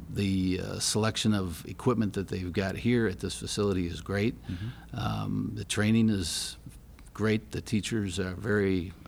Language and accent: English; Grand Rapids, Michigan, United States; Grand Rapids, Michigan.